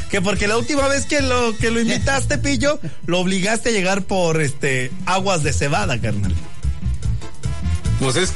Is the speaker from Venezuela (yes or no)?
yes; Venezuela; now in León, Mexico; pues vengo de Venezuela y por primera vez estoy aquí en León, que es muy bonito